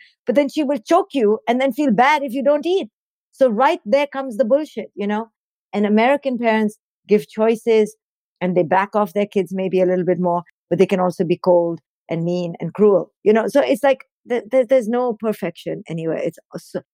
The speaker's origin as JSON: {"language": "English", "country": "India", "tie": "born or raised there", "moved": "yes", "lives_now": "United States", "said": "growing up in India"}